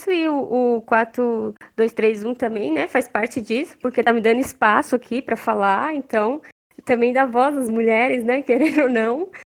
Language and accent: Portuguese; Minas Gerais, Brazil; e assim, as minhas tias, eu lembro que elas são, nós somos mineiros, né?